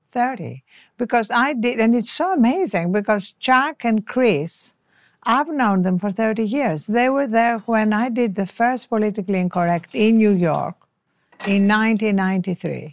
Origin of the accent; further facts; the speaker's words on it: Greece; first language French; English is a second language; moved away as an adult; also born or lived in Cambridge, United Kingdom / Washington, United States; now in Los Angeles, United States; I come from Greece